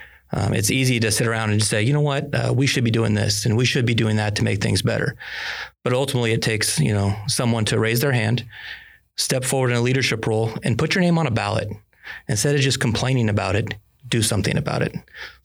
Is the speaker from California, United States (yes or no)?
yes; Chico, California, United States; I was born and raised in Chico and Butte County.